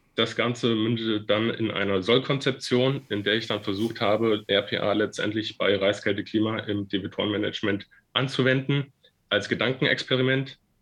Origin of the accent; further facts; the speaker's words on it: Fulda, Hesse, Germany; moved away as an adult; also born or lived in Frankfurt / Mainz; Nach den drei Jahren in meiner Heimatstadt in Fulda bin ich dann ins Rhein-Main-Gebiet nach Frankfurt gezogen